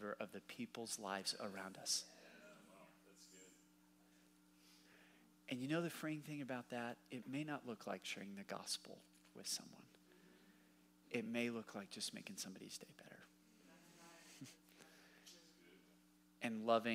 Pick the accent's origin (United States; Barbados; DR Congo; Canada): United States; Dallas, Texas; also born or lived in Waco, Texas; now in Fort Worth, United States; I grew up in Dallas.